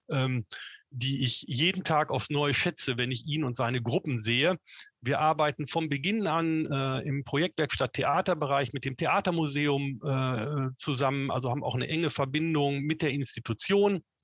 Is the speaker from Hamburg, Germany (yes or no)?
no; North Rhine-Westphalia, Germany; ich komme ursprünglich aus Westfalen. Da sagt man, geht nicht, gibt's nicht.